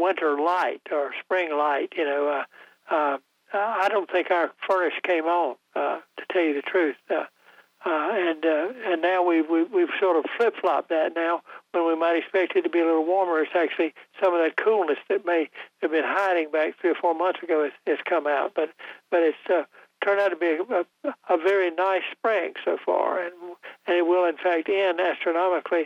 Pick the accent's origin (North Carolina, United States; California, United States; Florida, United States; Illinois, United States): North Carolina, United States; Goldsboro; the Mighty Neuse, which runs through my hometown of Goldsboro